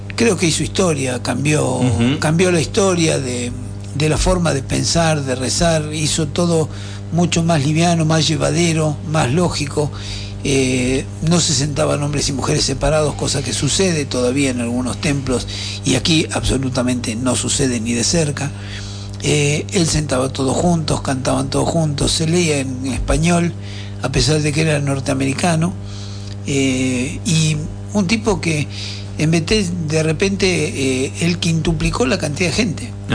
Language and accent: Spanish; Buenos Aires, Argentina; now in San Martín de los Andes, Argentina; templos que yo iba cuando era chico, que en Flores